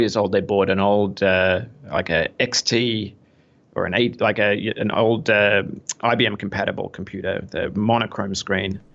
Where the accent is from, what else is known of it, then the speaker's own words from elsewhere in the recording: Melbourne, Victoria, Australia; moved away as an adult; now in New York City, United States; I am Australian. I was, uh, bo-, born and raised in, uh, in Melbourne, Australia.